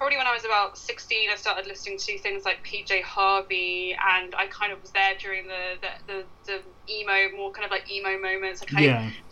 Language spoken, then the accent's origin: English; Ipswich, East of England, United Kingdom; I grew up like in near Ipswich